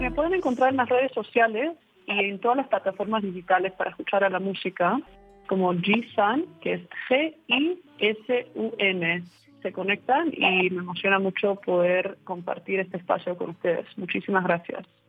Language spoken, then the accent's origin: Spanish; Toronto, Ontario, Canada; Cuento empieza desde Toronto, vengo de ahí y nací